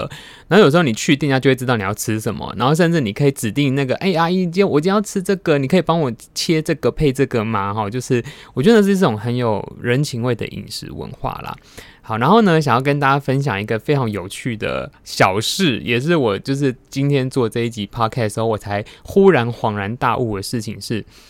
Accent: Taiwan; 我们台湾人自己

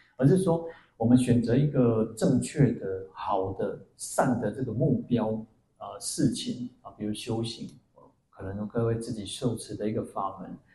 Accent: Taiwan; 我们说我们是台湾人

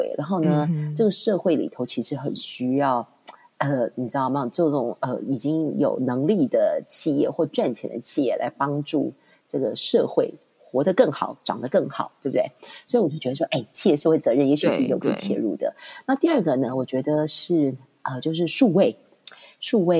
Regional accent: Taiwan; now in Hong Kong; 进入学界，其实我又从台湾搬到香港，所以是一个完全零的开始。

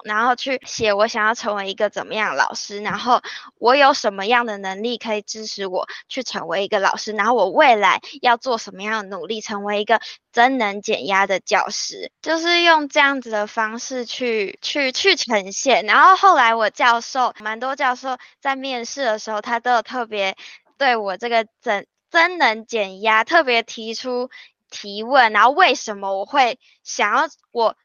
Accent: northern Taiwan, Taiwan; 尤其我是北部人，然后又会讲闽南语

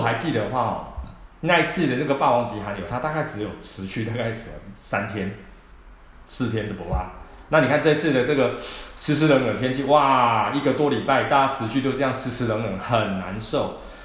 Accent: Taiwan; 我们台湾人的体质

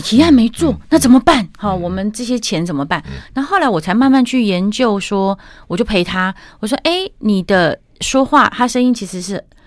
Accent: Taichung, Taiwan; 我台中人嘛，是。所以我在东海大学的那个大球场上哇，练唱，哦。那我爸是东海的教授

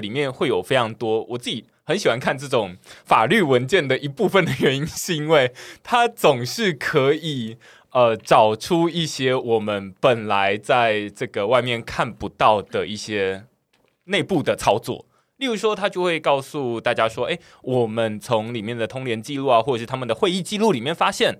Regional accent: Taiwan; 我自己身为台湾人

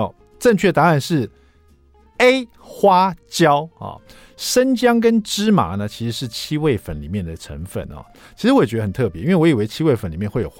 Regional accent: Taiwan; 没想到我们台湾人这个小朋友小朋友得近视的。

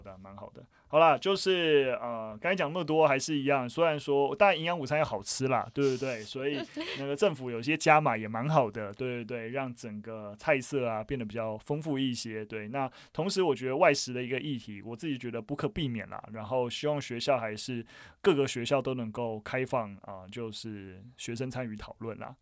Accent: Gongliao, New Taipei, Taiwan; 我本身也是算农家子弟出身啊，我老家在贡寮，就是那个贡寮，那桃源谷，桃林古道上面，非常非常深山，然后我们家还保有就是非常，就是已经在台湾很少数还存在的水梯田

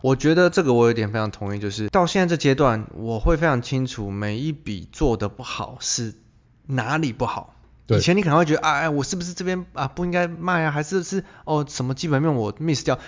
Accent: Taiwan; 我们台湾人

